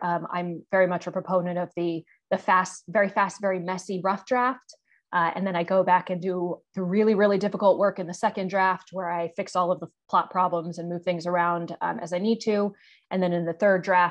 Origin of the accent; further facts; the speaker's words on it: United States; moved away as an adult; now in Hong Kong; I'm an American author